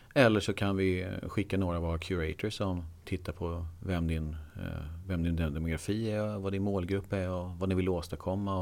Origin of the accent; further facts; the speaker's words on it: Eksjö, Jönköping County, Sweden; moved away as an adult; also born or lived in Skövde; now in Stockholm, Sweden; Jag är från Småland, Eksjö